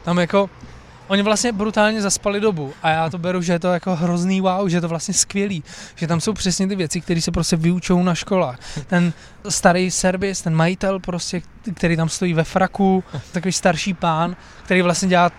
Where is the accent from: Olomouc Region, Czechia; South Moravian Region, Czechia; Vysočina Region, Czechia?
South Moravian Region, Czechia; Brno; já jsem původně z Brna